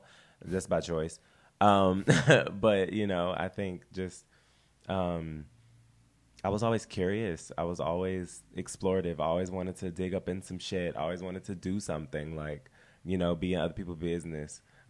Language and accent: English; Culver City, California, United States; I am from Culver City, California, essentially. West Los Angeles is where I've grown up. I grew up with my aunt.